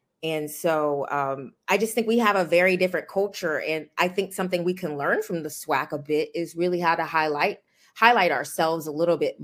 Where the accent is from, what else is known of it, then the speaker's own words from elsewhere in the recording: Richmond, Virginia, United States; I'm from Richmond, Virginia.